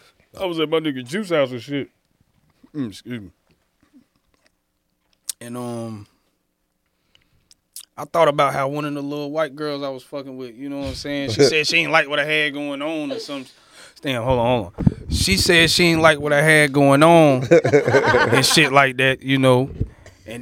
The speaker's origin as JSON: {"language": "English", "town": "Fayetteville", "region": "North Carolina", "country": "United States", "said": "Fayetteville, North Carolina."}